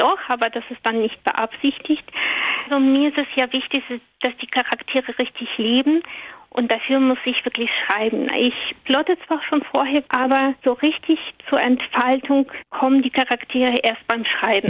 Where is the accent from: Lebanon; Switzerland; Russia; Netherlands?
Russia; German is a second language; now in Schleswig-Holstein, Germany; Also ursprünglich komme ich tatsächlich aus Russland, bin seit zwanzig Jahren jetzt in Deutschland